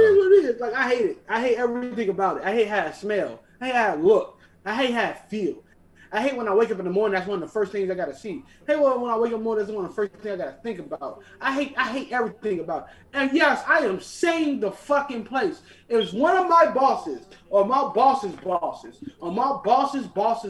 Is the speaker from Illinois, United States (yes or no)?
yes; Chicago, Illinois, United States; I'm from Chicago, Illinois